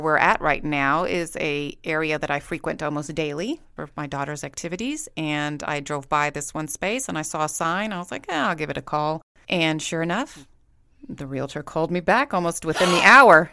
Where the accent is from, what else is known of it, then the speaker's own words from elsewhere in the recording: Corpus Christi, Texas, United States; moved away as an adult; now in Saint George, United States; I am also from Corpus Christi, Texas